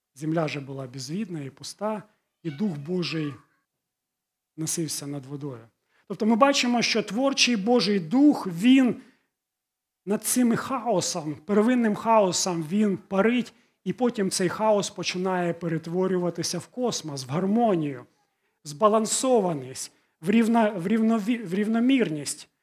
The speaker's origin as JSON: {"language": "Ukrainian", "country": "Ukraine", "tie": "born or raised there", "first_language": "Russian", "second_language": "Ukrainian", "said": "Я жив і ту частину, ту ті частині України, де в містах більшість розмовляли російською"}